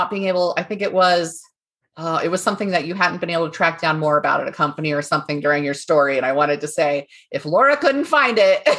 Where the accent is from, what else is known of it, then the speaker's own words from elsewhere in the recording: California, United States; born there; I was born in California, but he was still, and it was when I was born on Travis Air Force Base.